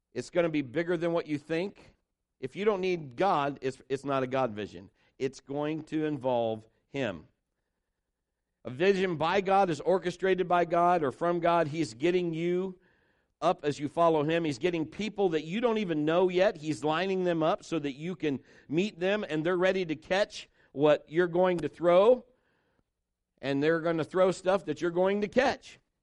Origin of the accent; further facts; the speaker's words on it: Marion, United States; Kim and I were both born and raised in Marion